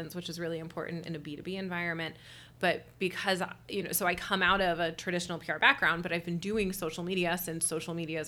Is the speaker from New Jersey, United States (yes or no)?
no; Westerville, Ohio, United States; also born or lived in Toledo, Ohio; I'm from Columbus. I'm from Westerville originally.